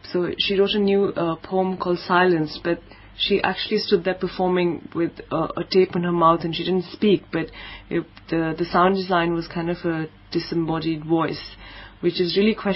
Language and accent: English; Delhi, India; moved away as an adult; now in Cape Town, South Africa; I'm from India, I'm from Delhi, and back home in India